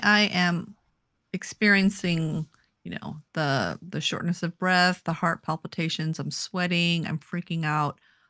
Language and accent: English; Alaska, United States; moved away; my sister and I, we grew up in Alaska